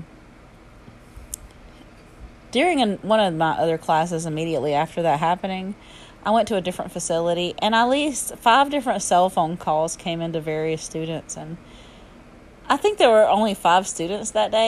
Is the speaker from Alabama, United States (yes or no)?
yes; Alabama, United States; accent: southern; my southern accent and slang